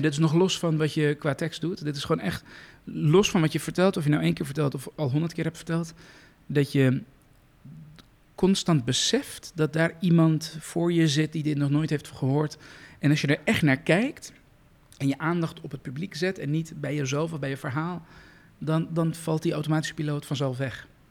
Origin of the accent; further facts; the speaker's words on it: Iran; moved away; iemand met mijn achtergrond, een vluchteling uit Iran